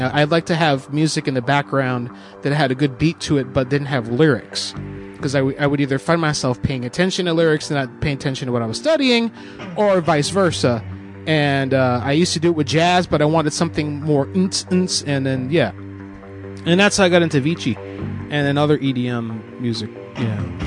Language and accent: English; Florida, United States; moved away as an adult; now in Pennsylvania, United States; I'm from Florida. I just moved up here to PA in the last five years. I'm from the South